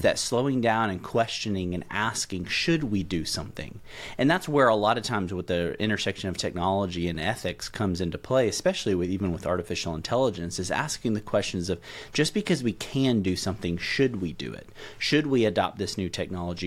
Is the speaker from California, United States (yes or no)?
no; middle Tennessee, United States; moved away as an adult; now in Louisville, United States; I'm a native Tennessean, so I grew up in Tennessee, uh, middle Tennessee specifically